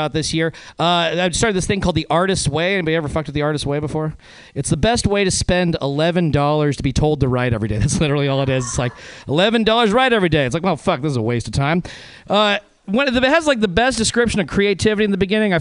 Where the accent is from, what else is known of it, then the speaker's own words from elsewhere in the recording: Reno, Nevada, United States; moved away; I'm originally from Reno, Nevada